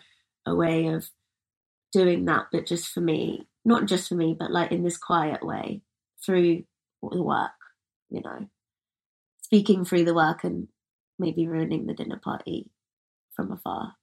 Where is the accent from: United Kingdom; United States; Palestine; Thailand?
United Kingdom; I'm British